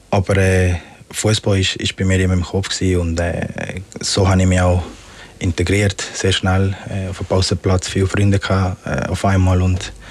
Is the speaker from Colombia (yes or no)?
yes; Magdalena, Colombia; Ich bin auch ganz äh, am Strand mit meinen Großeltern aufgewachsen. In äh, Parque Tayrona heißt es.